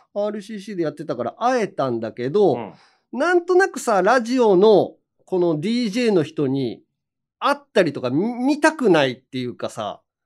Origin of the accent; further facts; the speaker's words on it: Hiroshima, Japan; accent: Hiroshima dialect intonation; moved away; 俺も全然治んないけどね。広島弁のイントネーションとか